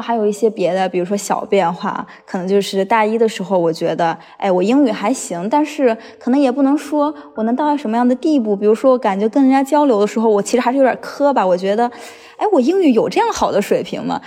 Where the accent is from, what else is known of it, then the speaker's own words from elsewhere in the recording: Hunan, China; moved away as an adult; now in Beijing, China; 我是从湖南来的